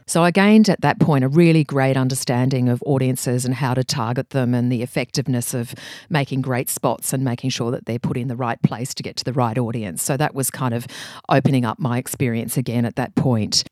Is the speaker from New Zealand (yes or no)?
no; Brisbane, Queensland, Australia; I grew up in Brisbane, and that's where I worked